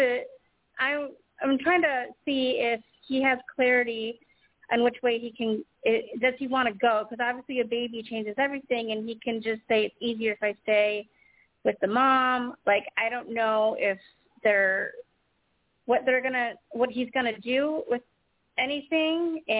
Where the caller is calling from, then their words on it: Chicago, Illinois, United States; I'm calling from Chicago.